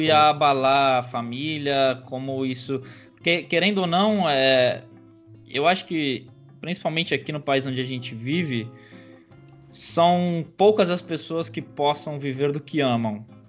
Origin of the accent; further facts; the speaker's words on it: São Caetano do Sul, São Paulo, Brazil; also born or lived in United States; eu nasci em São Caetano do Sul, ABC Paulista aqui